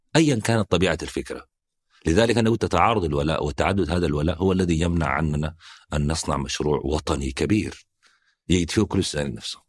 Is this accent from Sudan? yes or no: yes; Northern Sudan, Sudan; أنا من الشمال